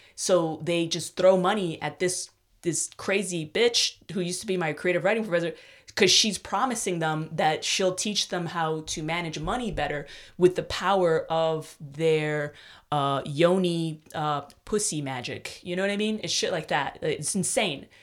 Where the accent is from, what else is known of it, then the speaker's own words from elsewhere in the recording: New York, United States; moved away as an adult; now in Austin, United States; I'm stuck up about being from New York, as all New Yorkers are.